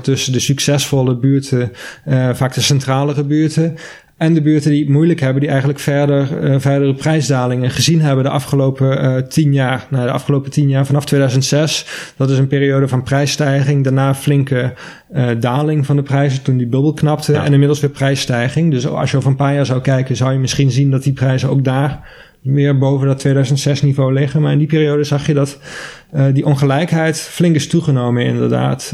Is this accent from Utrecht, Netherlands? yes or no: no; Maastricht, Limburg, Netherlands; ik kom zelf uit Maastricht